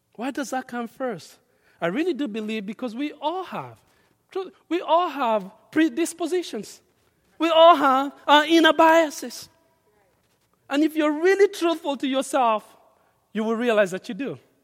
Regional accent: Kenya; now in United States; I grew up in Kenya where we have tribes

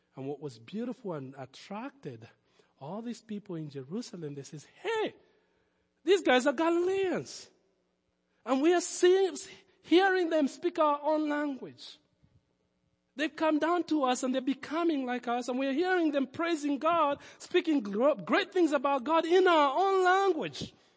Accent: Nairobi, Kenya; accent: foreign; moved away as an adult; I was born in Nairobi.

